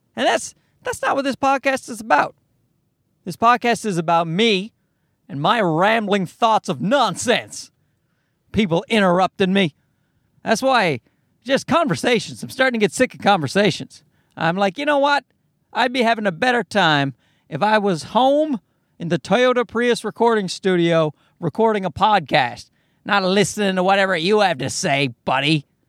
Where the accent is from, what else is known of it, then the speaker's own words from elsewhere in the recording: Newfoundland and Labrador, Canada; moved away as an adult; My accent's getting worse. I've, I've moved away from Newfoundland